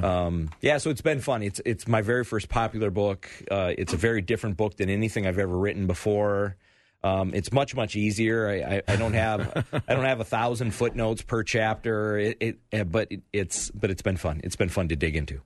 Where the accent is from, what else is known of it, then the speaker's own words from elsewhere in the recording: United States; I, I'm proud to be an American